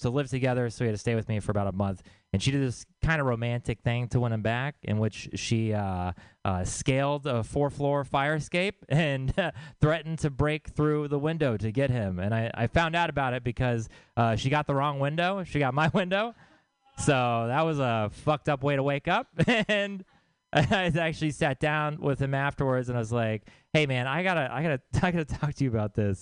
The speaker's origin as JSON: {"language": "English", "region": "Texas", "country": "United States", "said": "I'm from Texas"}